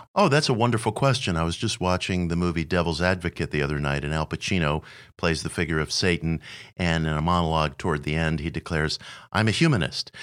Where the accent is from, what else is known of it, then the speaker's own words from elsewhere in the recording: New York City, New York, United States; I was a kid growing up in Queens at age nine